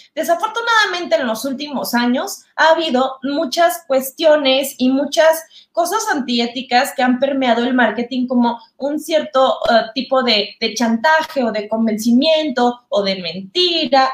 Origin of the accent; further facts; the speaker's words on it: Mexico; soy mexicana, muy mexicana